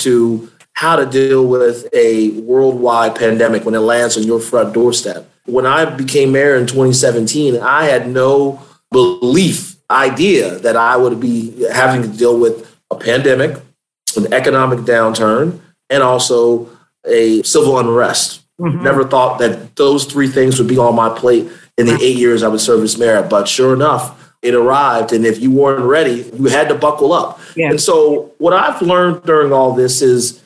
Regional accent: Hampton Roads, Virginia, United States; now in Richmond, United States; I grew up in the Hampton Roads region of the state, raised by my grandmother and my father

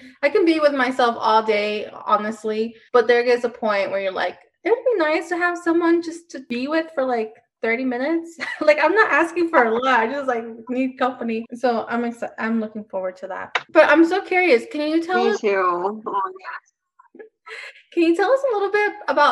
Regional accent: Denver, Colorado, United States; I'm from Denver

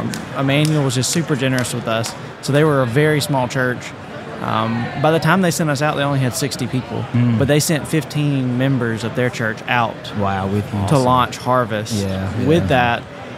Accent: Mississippi, United States; moved away as an adult; now in New Orleans, United States; I am originally from Mississippi. I'm one of the pastors at Harvest Church. It's a church plant here in New Orleans.

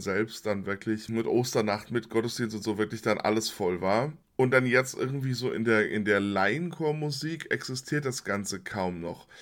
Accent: Limburg an der Lahn, Hesse, Germany; ich äh, bei den Domsignaben aufgewachsen bin in Limburg

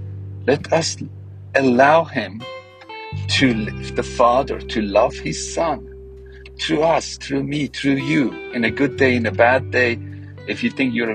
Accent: Iran; I'm from Iran, Iranian, Western culture, Eastern culture.

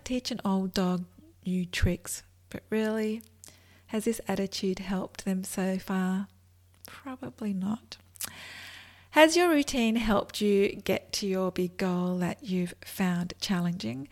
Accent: Australia; accent: Australian; I'm in Australia, which is an awesome place, and you can probably tell by my accent.

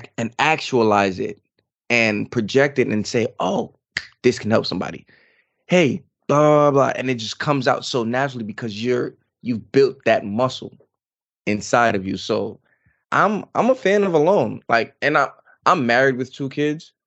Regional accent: New York, United States; now in North Carolina, United States; I'm from New York, everything is boom, boom, boom, boom, boom

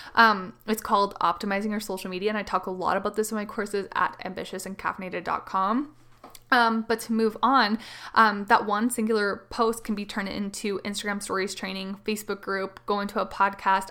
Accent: Canada; I am the Canadian mama

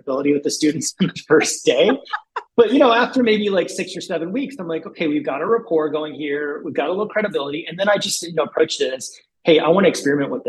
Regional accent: South Dakota, United States; moved away; I grew up in South Dakota, tiny little town

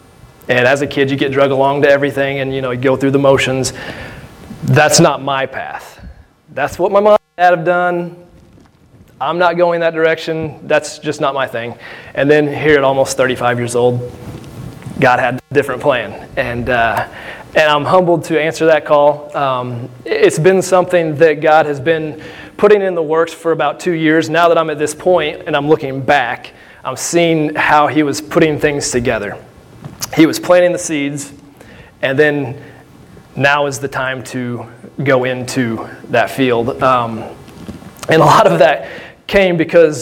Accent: Benton, Illinois, United States; I'm born and raised here in Southern Illinois. I'm from Benton

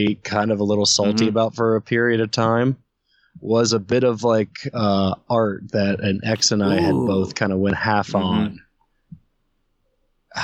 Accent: Ohio, United States; growing up in Ohio

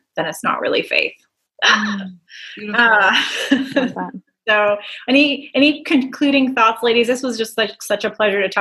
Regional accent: United States; as an American

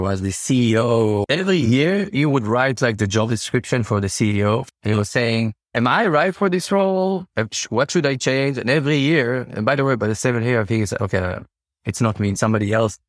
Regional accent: Tel Aviv, Tel Aviv District, Israel; I'm from Israel, from Tel Aviv

